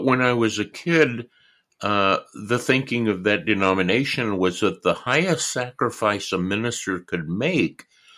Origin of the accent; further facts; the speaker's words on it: California, United States; moved away as an adult; also born or lived in New York; I was born and raised in California.